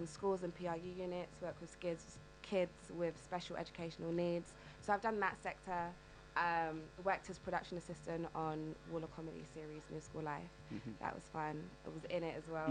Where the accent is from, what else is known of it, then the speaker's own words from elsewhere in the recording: London, United Kingdom; I'm from the East End of London